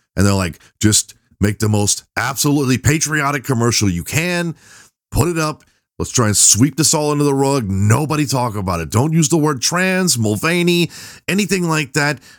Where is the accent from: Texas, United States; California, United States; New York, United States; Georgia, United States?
Texas, United States; I'm Southern. I'm from Texas